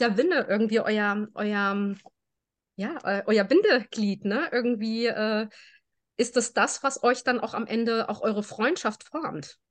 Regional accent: Germany; Meine Eltern sind aus Spanien. Äh, wir sind in Deutschland geboren

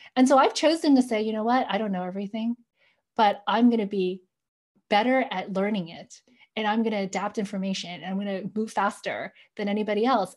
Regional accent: New York, United States; accent: American; "Where were you born?" I'm like, "New York."

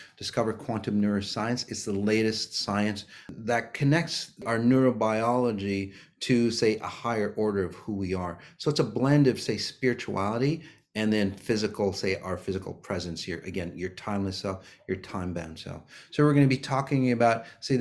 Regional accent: Minnesota, United States; here in the US, here in Minnesota, my hometown

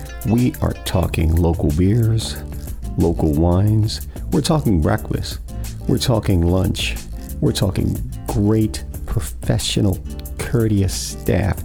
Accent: Fort Pierce, Florida, United States; I grew up in Fort Pierce

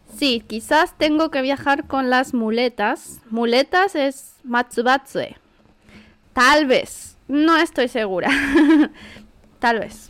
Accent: Santiago, Santiago Metropolitan Region, Chile; yo soy de Santiago

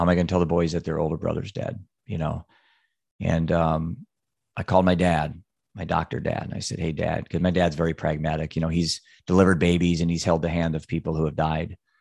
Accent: Solon, Iowa, United States; Solon, Iowa

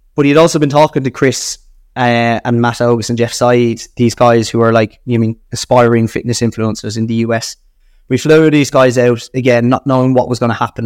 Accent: Ireland; accent: Irish; being Irish and my Irish accent

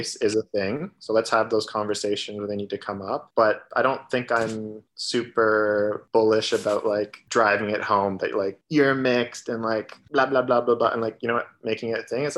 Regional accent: Toronto, Ontario, Canada; growing up in Toronto

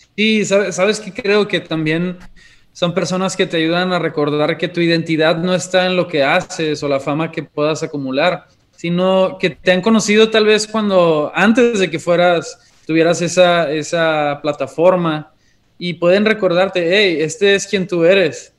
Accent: Monterrey, Nuevo León, Mexico; also born or lived in Chihuahua; aunque somos originarios de Monterrey, nos fuimos dos años a Chihuahua y acabamos de regresar hace cinco meses

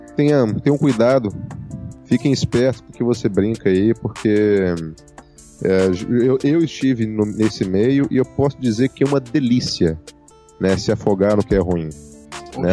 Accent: Minas Gerais, Brazil; Eu sou mineiro

